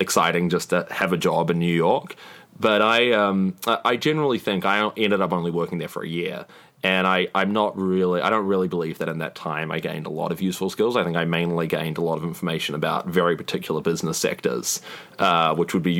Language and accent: English; New Zealand; I'm from New Zealand